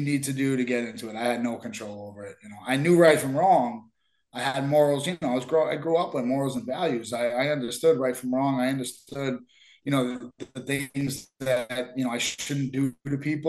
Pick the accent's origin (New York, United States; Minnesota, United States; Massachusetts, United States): Massachusetts, United States; Somerville; I grew up in Somerville